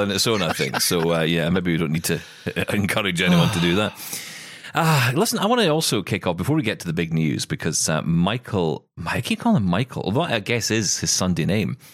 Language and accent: English; Scotland, United Kingdom; I'm a Scottish